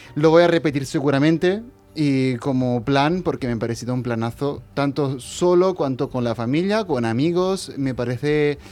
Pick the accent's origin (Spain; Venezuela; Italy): Italy; moved away; lo digo como italiano